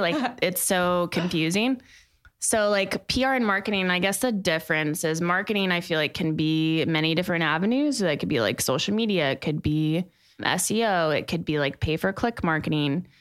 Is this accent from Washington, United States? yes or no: no; Plano, Texas, United States; also born or lived in Austin, Texas; now in Dallas, United States; growing up in Plano